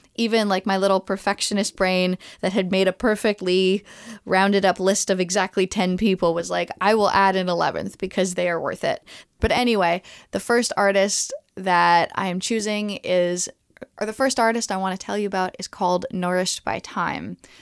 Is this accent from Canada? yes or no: yes; Montreal, Quebec, Canada; I am a, a native to Montreal